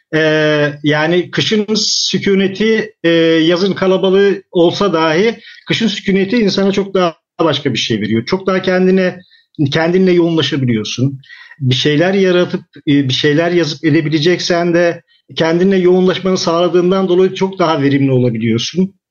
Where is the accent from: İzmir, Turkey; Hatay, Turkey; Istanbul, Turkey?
Istanbul, Turkey; now in Kınalıada, Turkey; Kentte büyüyen bir insanım. İstanbul'da büyüdüm ben daha doğrusu.